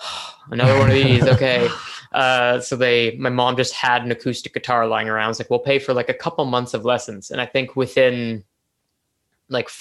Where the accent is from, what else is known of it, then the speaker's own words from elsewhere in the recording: Toronto, Ontario, Canada; I am a musician from Toronto, Ontario